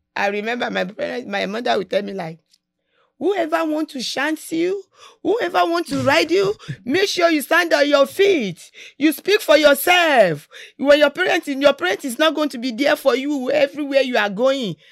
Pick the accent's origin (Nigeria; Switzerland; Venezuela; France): Nigeria; moved away as an adult; now in United States; growing up in Nigeria, when we are young.